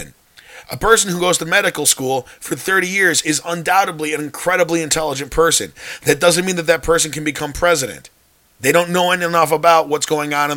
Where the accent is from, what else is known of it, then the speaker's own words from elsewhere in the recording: North Shore, Illinois, United States; I grew up on the North Shore, played football growing up